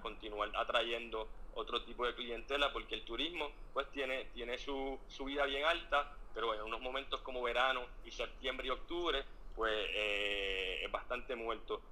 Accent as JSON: {"language": "Spanish", "country": "Puerto Rico", "said": "soy puertorriqueño, orgulloso boricua"}